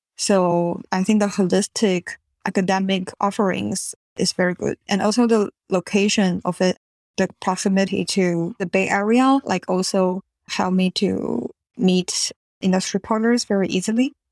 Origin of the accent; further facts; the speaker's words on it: Taiwan; moved away as an adult; also born or lived in Singapore; now in California, United States; I grew up in Taiwan